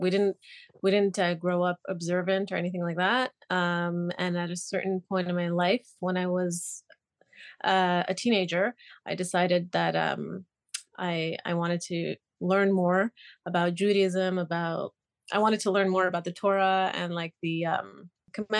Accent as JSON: {"language": "English", "town": "Montreal", "region": "Quebec", "country": "Canada", "tie": "born or raised there", "also_born_or_lived": "Israel", "said": "I was born in Israel and I grew up in Canada, in Montreal."}